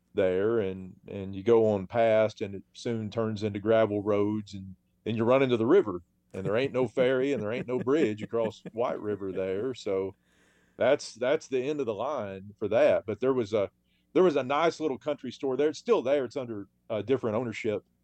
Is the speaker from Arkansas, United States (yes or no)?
yes; Arkansas Ozarks, United States; those of us in the Arkansas Ozarks